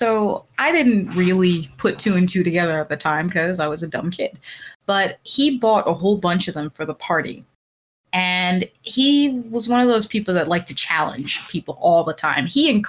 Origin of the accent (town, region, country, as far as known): Pennsylvania, United States